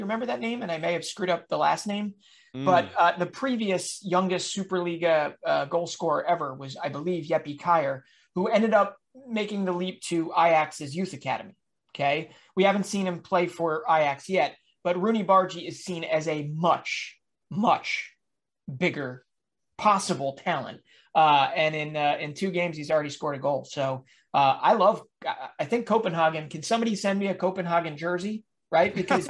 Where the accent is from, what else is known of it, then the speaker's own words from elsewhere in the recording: Philadelphia, Pennsylvania, United States; my hometown team, the Philadelphia Union